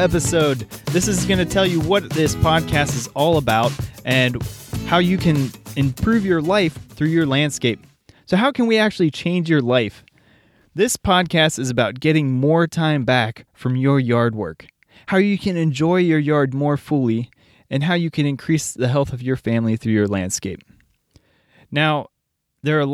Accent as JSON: {"language": "English", "town": "Cincinnati", "region": "Ohio", "country": "United States", "said": "I'm from Cincinnati."}